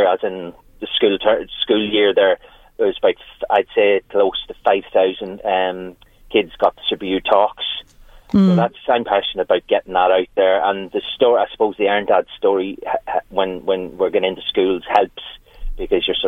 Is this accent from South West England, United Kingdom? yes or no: no; Newry, Northern Ireland, United Kingdom; now in County Louth, Ireland; that's where my hometown was Newry